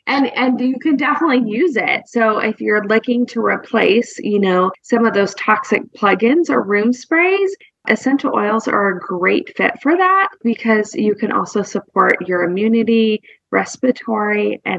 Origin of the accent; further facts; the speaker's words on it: West Coast, United States; growing up on the West Coast versus where we live now, the South is maybe not as progressive as some of the other coastlines.